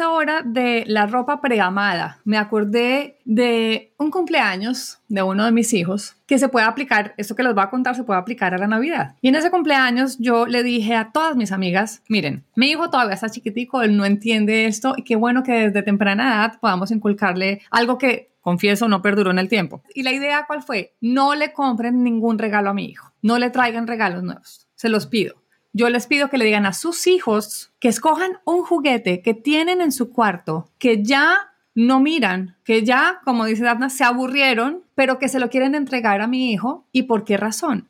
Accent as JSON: {"language": "Spanish", "country": "Colombia", "said": "En mi país, en Colombia"}